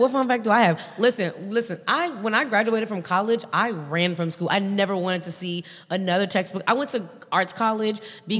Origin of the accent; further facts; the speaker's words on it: Chicago, Illinois, United States; now in Los Angeles, United States; we're from Chicago, so like we're from the South Side.